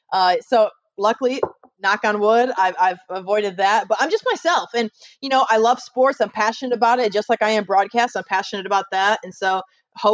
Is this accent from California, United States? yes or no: no; Ohio, United States; moved away as an adult; also born or lived in Houston, Texas; now in Alabama, United States; I'm from Ohio. I went to Bowling Green State University